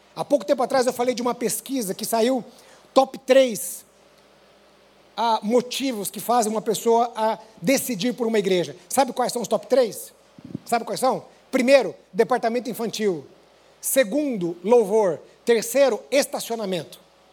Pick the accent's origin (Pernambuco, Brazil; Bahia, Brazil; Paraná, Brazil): Paraná, Brazil; now in São Paulo, Brazil; como um bom paranaense